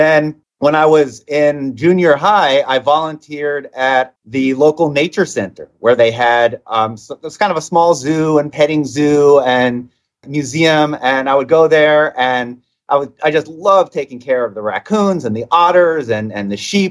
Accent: Stamford, Connecticut, United States; moved away; I grew up on the East Coast in Connecticut

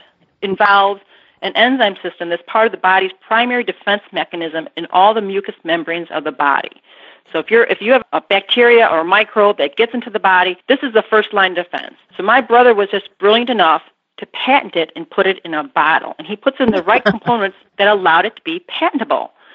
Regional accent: Burbank, Illinois, United States; on the southwest side of Chicago in a little town called Burbank.

